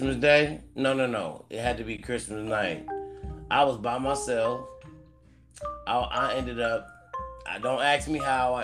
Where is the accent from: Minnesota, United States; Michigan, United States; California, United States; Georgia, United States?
California, United States; also born or lived in Cleveland, Ohio; I am born in Cleveland, Ohio. You know, I was there 10 years old, but I've been to California. So I'm a Cali nigga, but I was born in Cleveland